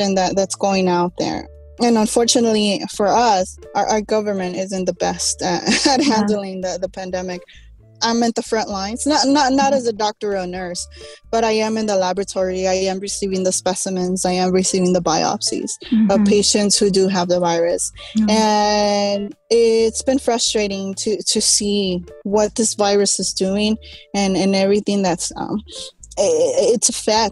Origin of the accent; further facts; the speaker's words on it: Los Angeles, California, United States; A Chicana, born and raised again in East